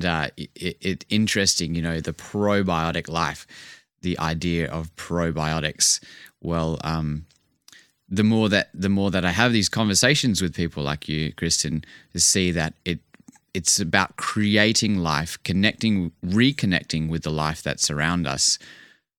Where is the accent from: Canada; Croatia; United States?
Canada; Vancouver, British Columbia; now in Perth, Australia; growing up in Vancouver